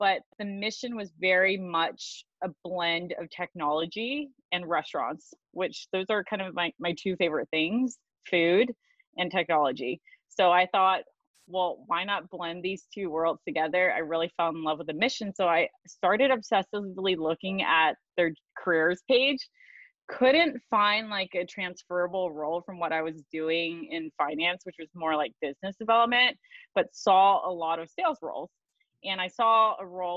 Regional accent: the Bay Area, California, United States; moved away; I'm from the Bay Area.

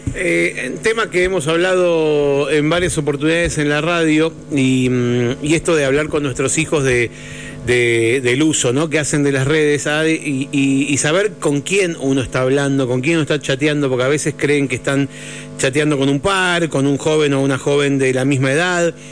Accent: Buenos Aires, Argentina; Parte de mi infancia pasó en el Parque Centenario, así que o de mi adolescencia

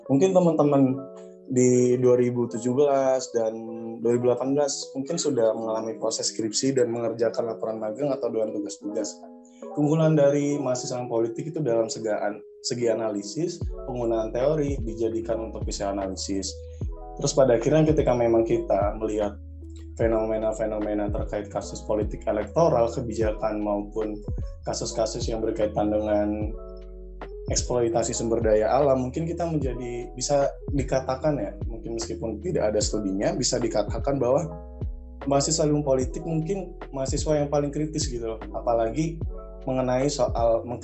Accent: Surabaya, East Java, Indonesia; Aku asli Surabaya.

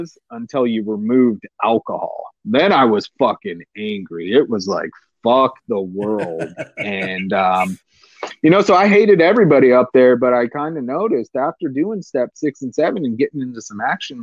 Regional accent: San Diego, California, United States; I'm a redneck from East County, San Diego.

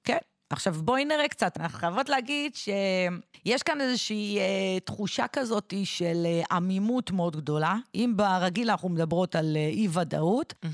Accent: Israel; נולדתי במדינת ישראל

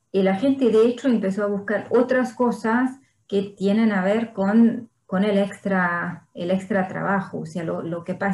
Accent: Hungary; Spanish is a second language; moved away as an adult; also born or lived in France / Brazil; Soy húngara y francesa

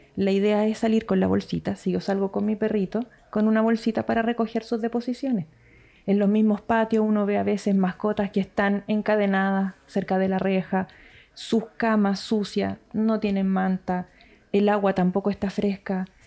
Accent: Santiago, Santiago Metropolitan Region, Chile; moved away as an adult; now in Puerto Aysén, Chile; Yo que soy de Santiago

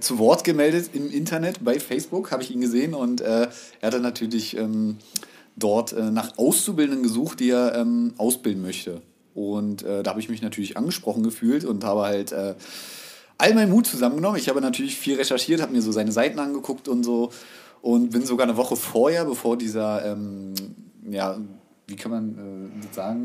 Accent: Berlin, Germany; wohnhaft und geboren in Berlin, also Ur-Berliner kann man schon sagen, ja, gebürtig.

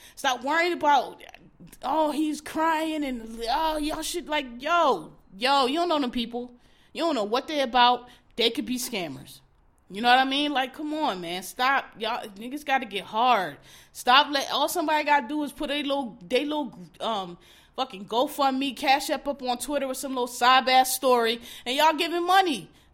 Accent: Philadelphia, Pennsylvania, United States; I'm from Philadelphia

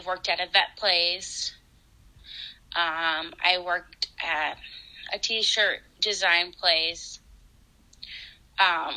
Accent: Iowa, United States; now in Waseca, United States; I'm originally from Iowa

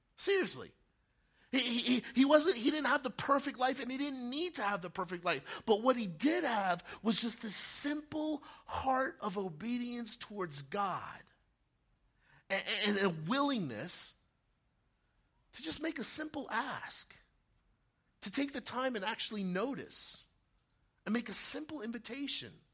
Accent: Montville, New Jersey, United States; Back when I was 12 years old, growing up in Montville, right, just up the street, Morris County

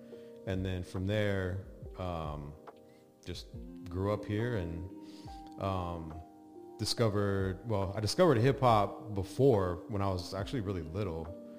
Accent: Casper, Wyoming, United States; born there; now in Las Vegas, United States; Well, I mean, I claim Vegas. I've been here the longest, but I moved around a ton as a kid. I was actually born in Casper, Wyoming, but that lasted like 6 months.

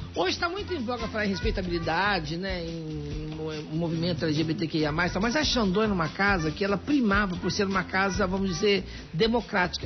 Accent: Minas Gerais, Brazil; eu sou mineira

